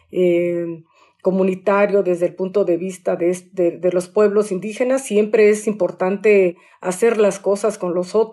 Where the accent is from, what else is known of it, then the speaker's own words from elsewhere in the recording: Juchitán, Oaxaca, Mexico; born there; Nací en Juchitán, Oaxaca. Hablo y escribo en lengua nube.